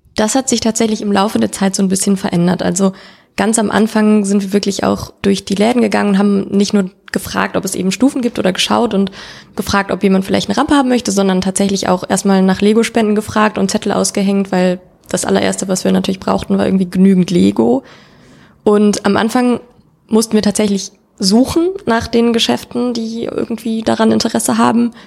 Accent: Cologne, North Rhine-Westphalia, Germany; ich bin keine geborene, aber gebürtige Kölnerin

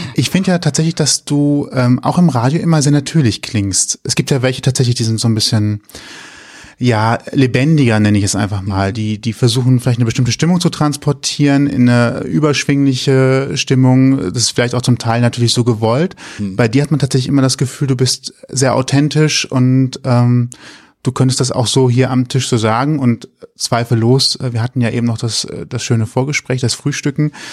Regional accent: Rhineland, Germany; als Rheinländer

